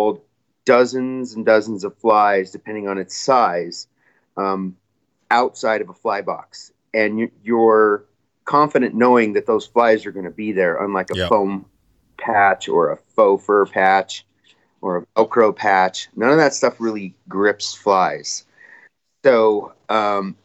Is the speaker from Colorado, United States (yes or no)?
yes; Royal Gorge, Colorado, United States; I grew up spin fishing on the Arkansas River and kind of by, the Royal Gorge, Highway 50, Canyon City to Salida in Buena Vista area.